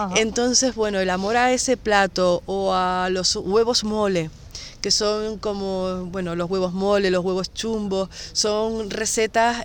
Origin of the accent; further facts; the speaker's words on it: Garachico, Canary Islands, Spain; de Garachico, que es de mi pueblo